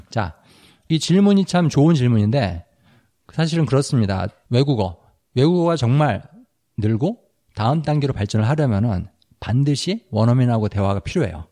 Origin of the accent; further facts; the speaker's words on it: South Korea; now in United States; 나도 한국 사람